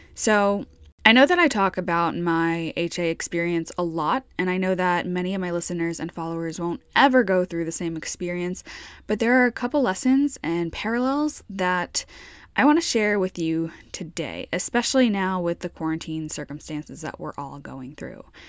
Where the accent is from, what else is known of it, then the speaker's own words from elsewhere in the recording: New York, United States; moved away; I'm from New York